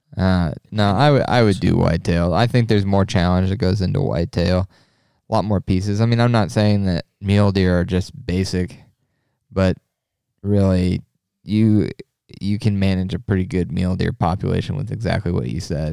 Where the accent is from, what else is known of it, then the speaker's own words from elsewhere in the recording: Nebraska, United States; it's my home state